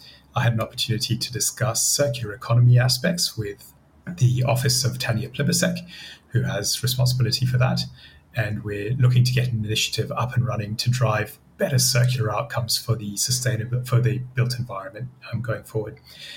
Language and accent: English; France; moved away as an adult; also born or lived in Zimbabwe; now in Australia; I spent 10 years growing up in Zimbabwe, then 10 years growing up in France, and now I've been in Australia for 15 years.